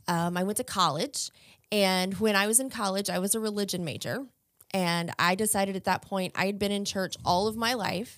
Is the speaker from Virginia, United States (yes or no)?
yes; Chesterfield County, Virginia, United States; I am from Chesterfield County, Virginia